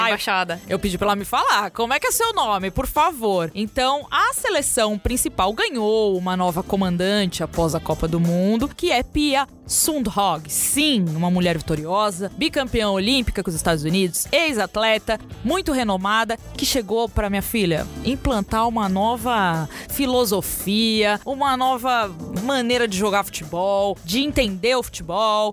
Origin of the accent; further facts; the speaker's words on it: Brazil; A gente é brasileiro